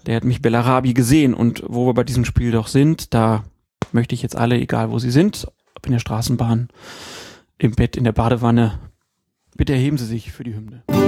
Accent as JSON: {"language": "German", "town": "Bad Nennendorf", "region": "Lower Saxony", "country": "Germany", "said": "Ich komme ja aus Bad Nennendorf"}